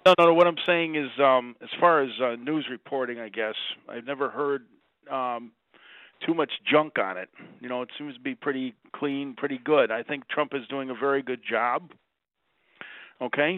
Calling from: Utica, New York, United States; I'm calling from Utica

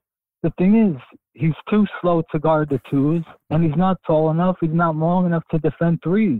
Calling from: Brooklyn, New York, United States; from Brooklyn.

